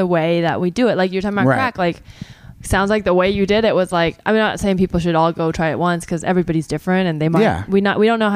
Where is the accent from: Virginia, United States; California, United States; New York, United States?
California, United States; the Bay Area; I grew up in the Bay